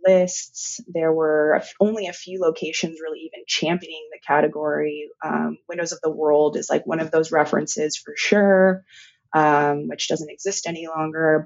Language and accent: English; San Francisco, California, United States; in San Francisco, which is my hometown.